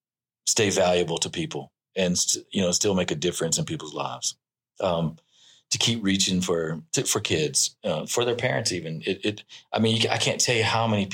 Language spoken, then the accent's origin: English; Louisiana, United States; I'm from Louisiana